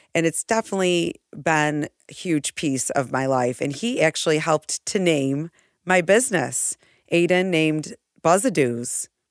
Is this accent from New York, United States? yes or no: yes; Irondequoit, New York, United States; also born or lived in Seminole County, Florida; I grew up in Arundicoit, uh, born and raised between East and West Arundicoit.